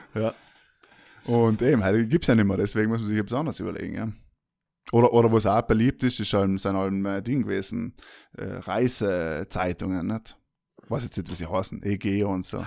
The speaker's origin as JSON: {"language": "German", "area": "South Tyrol", "region": "Trentino-Alto Adige", "country": "Italy", "said": "wir sind aus Südtirol, beide"}